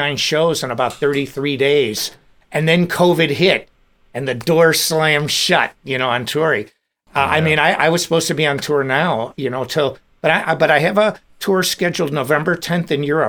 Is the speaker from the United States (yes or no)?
yes; Des Plaines, Illinois, United States; also born or lived in Chicago suburbs; I grew up in Des Plaines Park Ridge, really close to Elmhurst